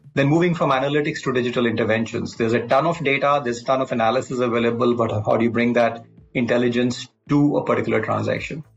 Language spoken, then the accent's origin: English; Delhi, India; also born or lived in Kashmir; I'm uh, born and brought up in Delhi largely, uh, though I must say I, I, spent some time in Kashmir.